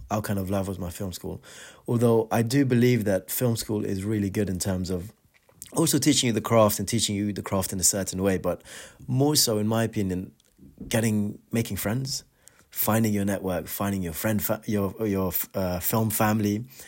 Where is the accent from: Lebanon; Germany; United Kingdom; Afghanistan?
Afghanistan; moved away; growing up in Afghanistan, we didn't have a cinema in this show of our own.